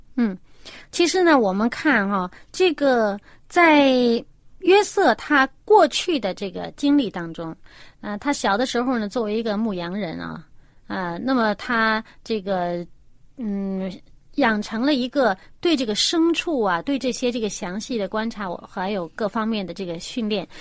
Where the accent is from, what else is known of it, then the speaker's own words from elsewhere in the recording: China; 我们中国人信天嘛